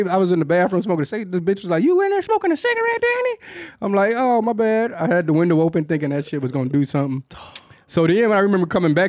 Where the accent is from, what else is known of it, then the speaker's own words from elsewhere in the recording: Detroit, Michigan, United States; I grew up with in Detroit.